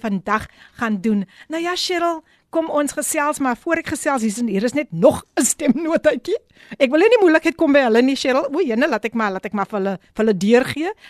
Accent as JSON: {"language": "Afrikaans", "town": "Somerset West", "region": "Western Cape", "country": "South Africa", "tie": "born or raised there", "said": "ek is mos gebore in Somerset West"}